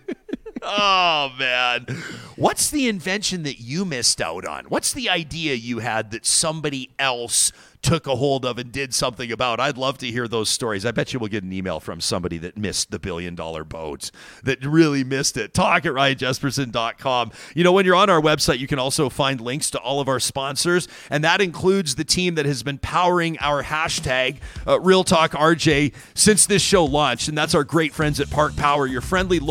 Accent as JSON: {"language": "English", "town": "Calgary", "region": "Alberta", "country": "Canada", "tie": "born or raised there", "said": "My first job in media was for the Calgary Herald"}